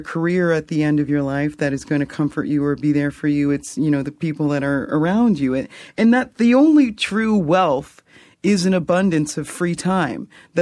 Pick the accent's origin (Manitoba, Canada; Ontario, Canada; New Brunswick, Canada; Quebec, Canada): New Brunswick, Canada; Fredericton; I grew up in Fredericton and Brunswick Street United Baptist Church